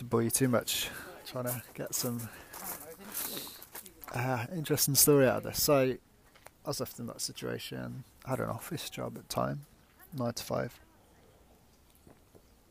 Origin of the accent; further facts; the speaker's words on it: Leicester, East Midlands, United Kingdom; moved away as an adult; also born or lived in Yorkshire; I'm from the Midlands originally, Leicester. You can probably tell by my accent